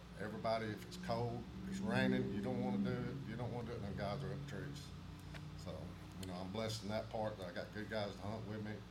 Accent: Attalla, Alabama, United States; I'm from Atala, Alabama.

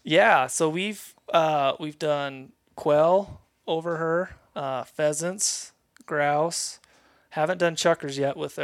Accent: Lehi, Utah, United States; born and raised in Lehigh, Utah

